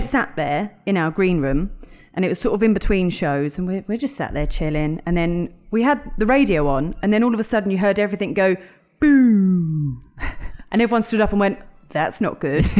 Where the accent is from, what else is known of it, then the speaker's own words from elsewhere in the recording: London, United Kingdom; moved away as an adult; also born or lived in Epsom, Surrey; I grew up in North London. I grew up in Edmonton, North London